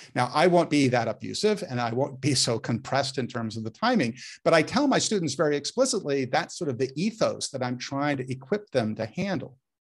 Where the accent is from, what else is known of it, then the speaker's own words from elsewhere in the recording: Menlo Park, California, United States; I grew up in Menlo Park